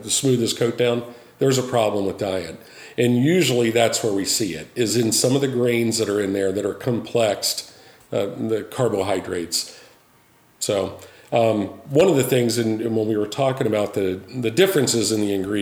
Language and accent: English; Midwest, United States; I'm from the Midwest